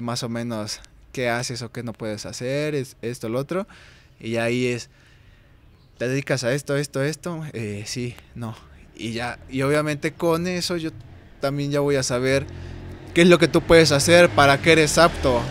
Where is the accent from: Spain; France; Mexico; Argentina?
Mexico; como buen mexicano